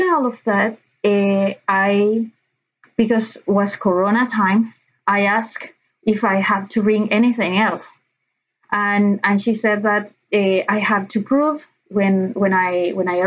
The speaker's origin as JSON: {"language": "English", "country": "Chile", "second_language": "English", "moved": "as an adult", "lives_now": "Ireland", "said": "I'm from Chile. I'm 32 years old. And I came to Ireland because I wanted to take an English course."}